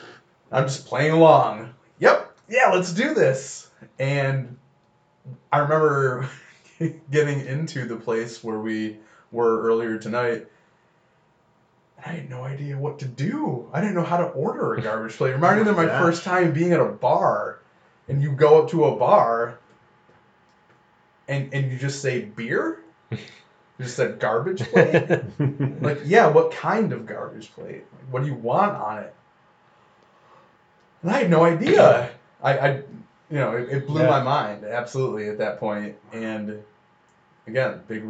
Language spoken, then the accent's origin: English; Rochester, New York, United States; also born or lived in Farmington, New York / Victor, New York / Geneseo, New York; I am a Rochester native. I went to Victor my entire life. I grew up in Farmington